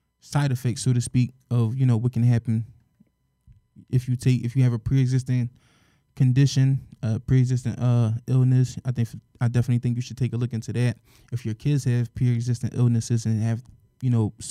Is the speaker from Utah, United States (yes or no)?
no; Philadelphia, Pennsylvania, United States; we're from Philadelphia, born and raised.